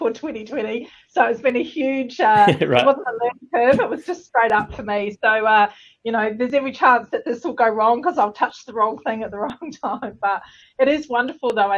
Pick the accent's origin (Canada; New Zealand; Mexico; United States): New Zealand; Southland; moved away as an adult; also born or lived in London, United Kingdom; now in Australia; I'm a Kiwi girl. So I was born in the depths of Southland in New Zealand.